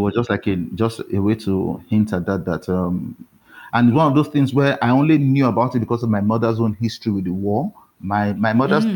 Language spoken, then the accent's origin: English; Warri, Delta, Nigeria; moved away as an adult; also born or lived in Benin City, Nigeria; now in Lagos, Nigeria; I grew up in Warri, which is a nearby um, coastal town